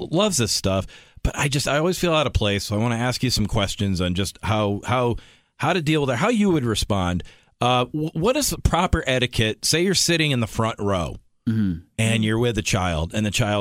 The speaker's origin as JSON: {"language": "English", "region": "New Hampshire", "country": "United States", "said": "I'm a hick from New Hampshire"}